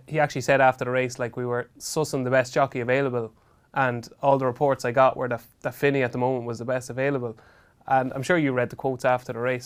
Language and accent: English; Ireland; I was from Robinson, which was only a couple of miles down the road.